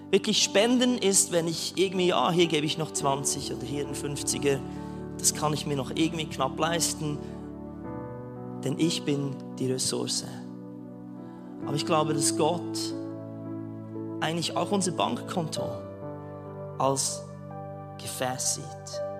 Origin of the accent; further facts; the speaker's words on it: Switzerland; Als Schweizer ein, ein Arbeits Arbeitsvisum in Neuseeland, das hat es wahrscheinlich noch gar nie gegeben.